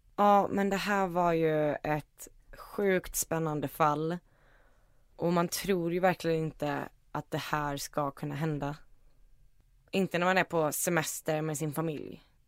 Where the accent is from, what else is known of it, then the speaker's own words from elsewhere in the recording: Iceland; moved away; jag är ju från Island